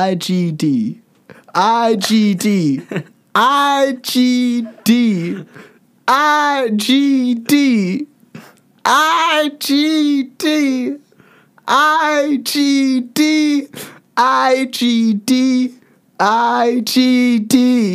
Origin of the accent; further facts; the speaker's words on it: Tennessee, United States; I am from Tennessee, born and raised.